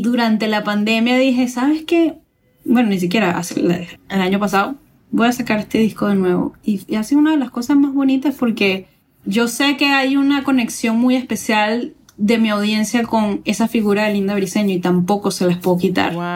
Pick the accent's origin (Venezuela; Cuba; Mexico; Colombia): Venezuela; now in New York, United States; yo en Venezuela